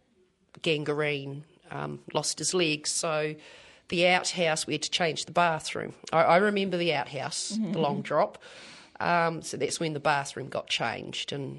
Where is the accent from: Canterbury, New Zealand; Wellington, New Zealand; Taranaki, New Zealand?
Canterbury, New Zealand; Christchurch; I grew up in Hornby